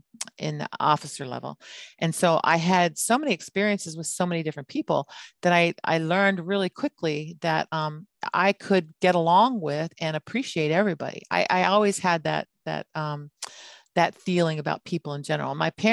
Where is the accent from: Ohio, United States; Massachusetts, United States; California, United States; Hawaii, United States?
Hawaii, United States; and we grew up in Hawaii where we're basically kind of like as military, we were the ones that weren't supposed to be there.